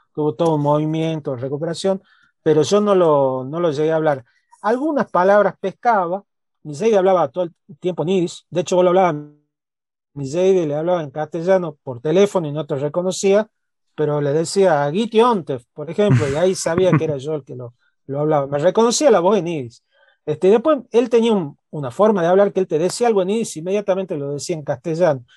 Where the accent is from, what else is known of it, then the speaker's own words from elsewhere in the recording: Tucumán, Argentina; accent: tucumano; yo soy tucumano, eh, mi acento al hablar es tucumano, la mirada que tengo del país y del mundo es la de una persona que nació, creció, vivió y se reprodujo en una provincia chiquita al norte del país